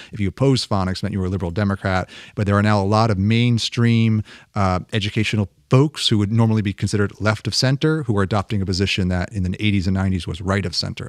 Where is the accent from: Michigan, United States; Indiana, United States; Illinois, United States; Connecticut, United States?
Connecticut, United States; moved away; also born or lived in Boston / Rome; growing up in Connecticut